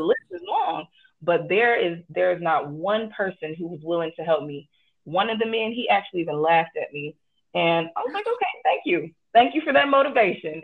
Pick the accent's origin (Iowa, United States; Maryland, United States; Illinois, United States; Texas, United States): Illinois, United States; Chicago; I am from Chicago, Illinois, born and raised